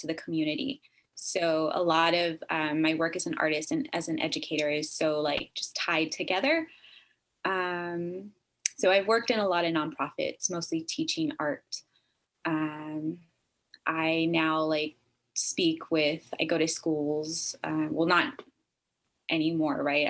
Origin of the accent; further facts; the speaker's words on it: Texas, United States; moved away as an adult; also born or lived in Northern California; now in California, United States; I'm originally from Texas, and I have been living up here in California, Northern California, for the last like 10 years.